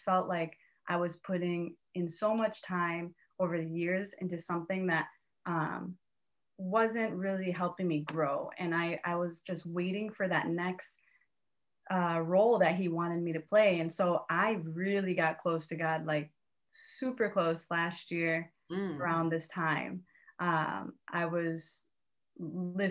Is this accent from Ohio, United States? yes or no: yes; Cleveland, Ohio, United States; moved away as an adult; also born or lived in New York / Miami; now in Cleveland, United States; I'm from Cleveland, Ohio. I went to Ohio State.